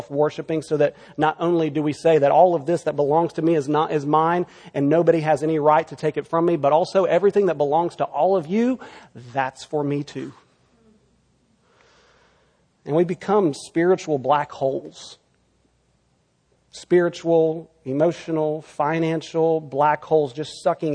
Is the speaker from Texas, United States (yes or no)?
yes; Texas, United States; now in California, United States; my home state of Texas